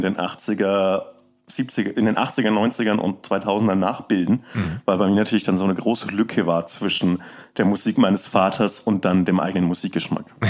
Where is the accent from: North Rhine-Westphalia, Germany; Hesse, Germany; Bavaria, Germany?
Bavaria, Germany; Upper Franconia; also born or lived in Erlangen; ich komme ich komm aus Oberfranken, aus dem ländlichen okay. Raum